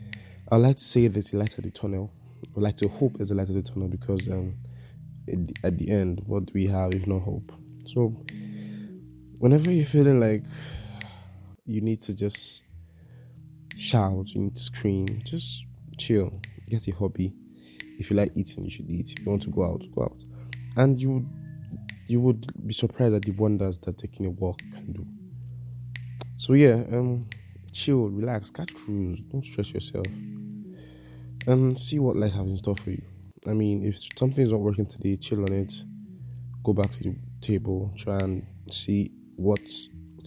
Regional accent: Nigeria; As a Nigerian

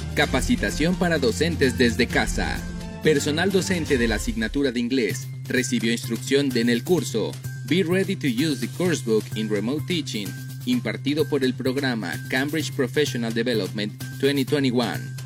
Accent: Campeche, Mexico; para todos los campechanos, pues celebramos el orgullo de ser nacidos en esta tierra

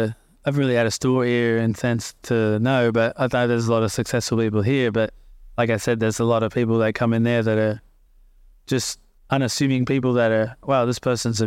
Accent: Australia; some come in there, they don't even know that I'm Australian

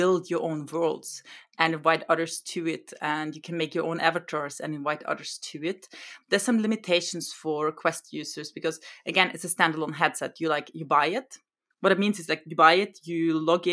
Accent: Austria; first language German; English is a second language; now in Norway; I come from Austria

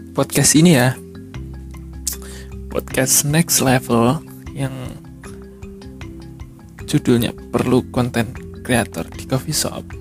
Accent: Tulungagung, East Java, Indonesia; jadi saya ikut komunitas instagram di kota saya di Tulungagung

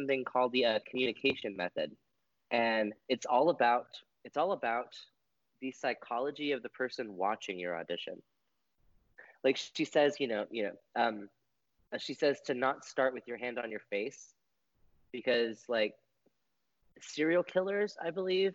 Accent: West Texas, United States; I grew up in West Texas

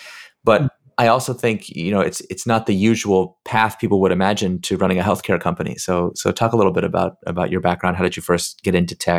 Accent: San Diego, California, United States; I grew up in San Diego, so not nearly as far as Turkey.

